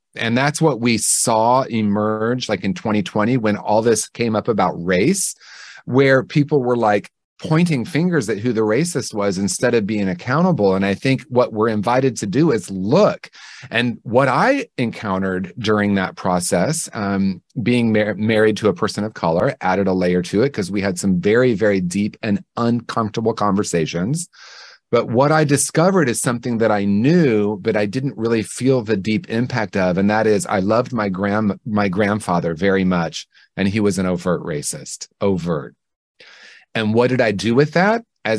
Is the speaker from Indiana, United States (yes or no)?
yes; Indiana, United States; I grew up in Indiana in the 1970s, and we were swimming in racism, swimming in anti-Semitism, swimming in homophobia.